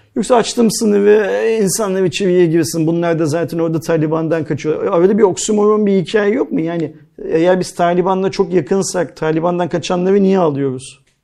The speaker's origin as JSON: {"language": "Turkish", "region": "Istanbul", "country": "Turkey", "tie": "born or raised there", "said": "ben İstanbul'da doğdum büyüdüm."}